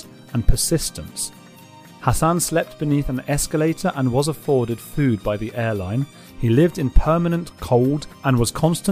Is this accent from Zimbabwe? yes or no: no; London, United Kingdom; I am from London